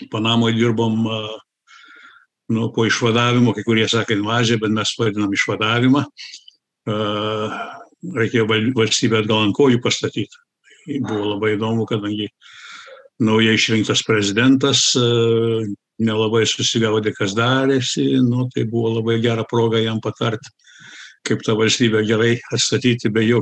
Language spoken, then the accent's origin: Lithuanian; United States; also born or lived in Germany; aš buvau sukurtas Lietuvoje, gimiau Vokietijoje, užaugau Amerikoje. Lietuvą pirmą kartą pamačiau 91-2 metais.